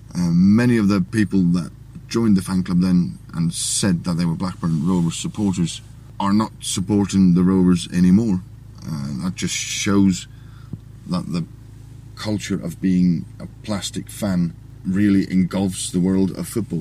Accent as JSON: {"language": "English", "country": "Faroe Islands", "tie": "born or raised there", "said": "We're in the Faroe Islands, a nation that has 47,000 people living in it. My hometown has roughly 1,200"}